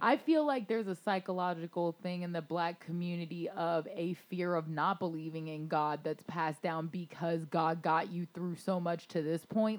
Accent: Florida, United States; also born or lived in Baltimore; growing up in Florida

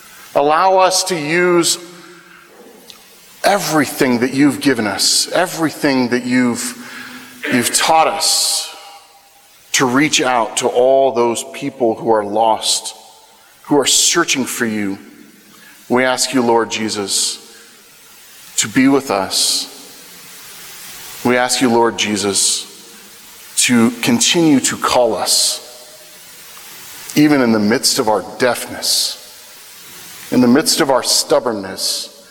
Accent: Wichita, Kansas, United States; I come from the Wichita Diocese, Wichita, Kansas, which is an incredibly blessed place.

